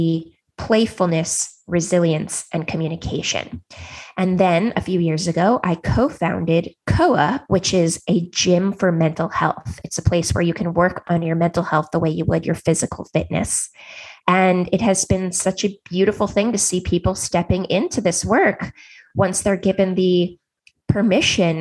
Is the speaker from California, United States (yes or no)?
yes; Silicon Valley, California, United States; I grew up in Silicon Valley